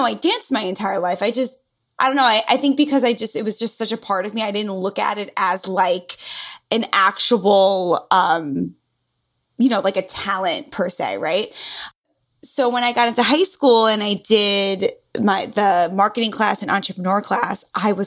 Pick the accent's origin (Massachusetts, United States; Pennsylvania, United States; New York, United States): New York, United States; accent: New Yorker; New York, born and raised. As you can hear from my lovely accent, the New Yorker totally comes through very clearly.